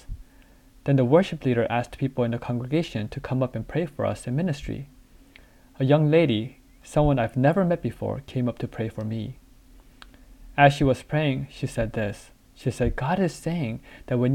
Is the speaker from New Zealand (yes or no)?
no; United States; also born or lived in South Korea; My family moved to the US when I was 5 years old